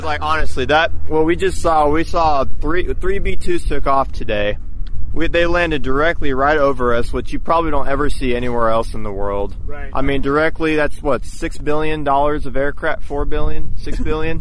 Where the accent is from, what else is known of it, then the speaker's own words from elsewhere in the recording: Texas, United States; we're from Texas